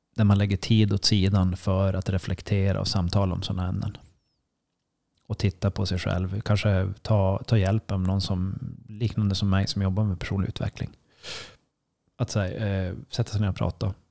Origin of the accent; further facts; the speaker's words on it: Sweden; som svensk